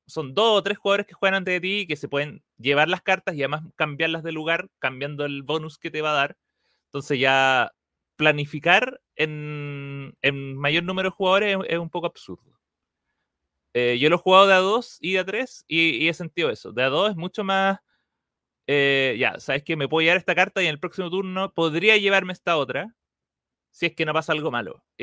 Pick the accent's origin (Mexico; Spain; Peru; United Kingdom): United Kingdom; England; Y, pero yo no he leído ninguna de las cartas, y eso que yo soy inglés.